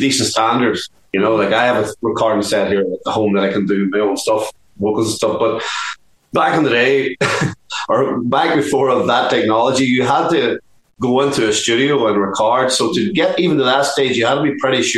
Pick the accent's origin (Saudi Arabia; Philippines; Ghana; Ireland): Ireland; Dublin, Leinster; when we grew up in Dublin